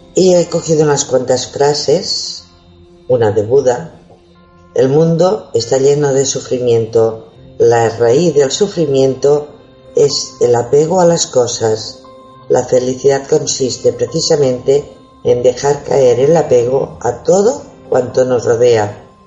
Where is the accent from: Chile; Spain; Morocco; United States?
Spain; hoy somos todos españoles